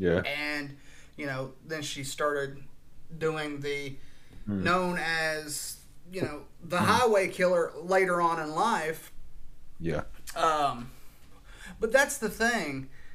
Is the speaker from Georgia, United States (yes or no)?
no; Florida, United States; I'm well-versed with Florida because I yeah. was born and raised in Florida. So I know mm-hmm. Marion County pretty well. I know, mm-hmm. you know, Daytona, mm-hmm. Orlando. I know those areas yeah. very well.